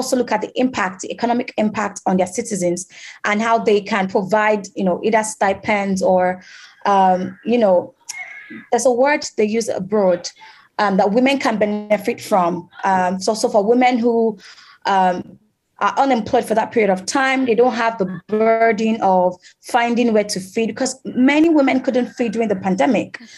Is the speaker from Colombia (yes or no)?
yes; Cali, Valle del Cauca, Colombia; German is a second language; ich komme aus Kalikolumbien. Ich bin in einem kleinen Dorf aufgewachsen, wo die Kinder und Jugendlichen kaum Zugang zu guter Bildung und beruflichen Möglichkeiten haben.